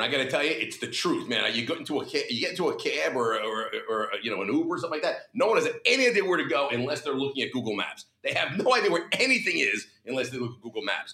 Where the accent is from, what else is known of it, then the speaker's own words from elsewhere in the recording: New Jersey, United States; my home state, the greatest state in the union